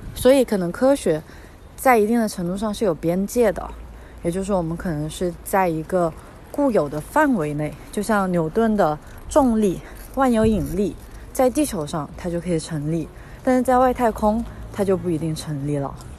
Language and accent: Chinese; China; 我们在国内长大，在马克思主义 哲学环境下长大